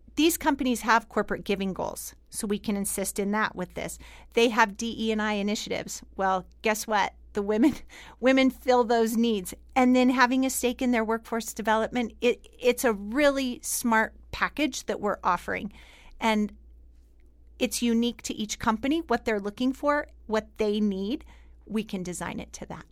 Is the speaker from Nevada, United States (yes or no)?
yes; Fallon, Nevada, United States; I was born and raised in Fallon